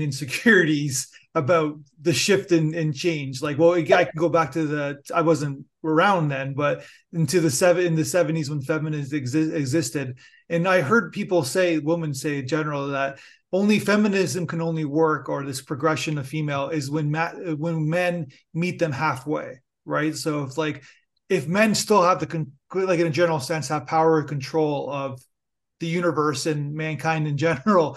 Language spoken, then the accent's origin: English; Canada; I'm Canadian